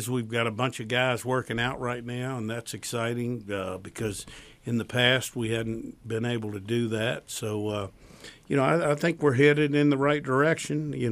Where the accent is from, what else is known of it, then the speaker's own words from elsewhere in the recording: Virginia, United States; I came from the Tidewater to here, and I always wanted to come back